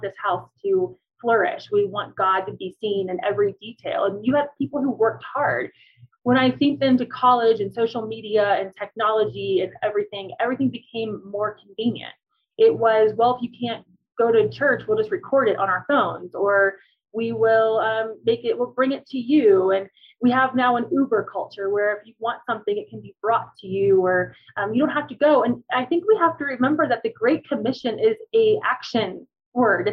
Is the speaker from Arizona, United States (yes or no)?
no; Cincinnati, Ohio, United States; moved away as an adult; now in Colorado Springs, United States; I'm from Cincinnati